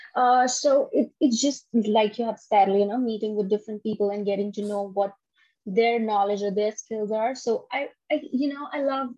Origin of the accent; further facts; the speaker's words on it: Punjab, India; now in Canada; I'm from India. So I like everything. Uh, I'm a North Indian